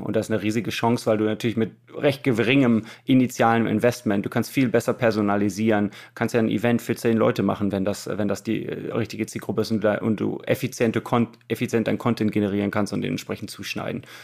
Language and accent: German; Germany; wir als Deutsche